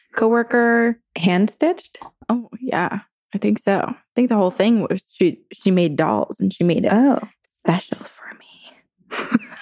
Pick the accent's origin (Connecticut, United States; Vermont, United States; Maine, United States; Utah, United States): Vermont, United States; now in California, United States; growing up in Vermont